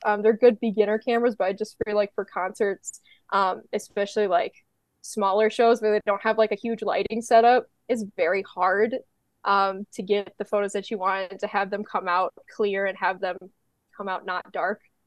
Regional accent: Midwest, United States; I'm from the Midwest.

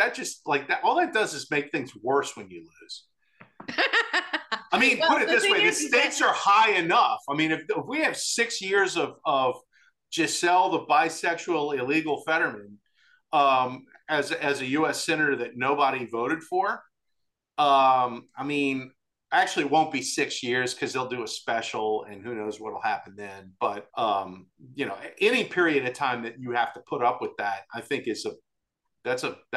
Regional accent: Louisiana, United States; I'm from Louisiana.

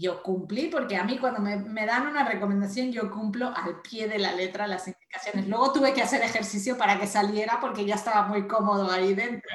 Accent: Mexico; moved away as an adult; now in Spain; yo soy mexicana, nací en México

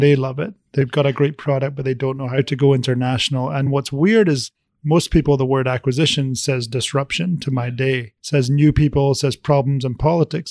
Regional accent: Scotland, United Kingdom; moved away; I was born in Scotland

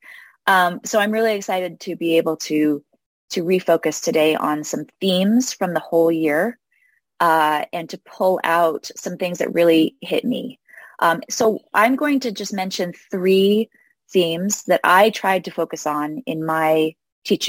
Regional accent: New York City, New York, United States; I grew up in New York City, which is an unusual place to grow up in the church.

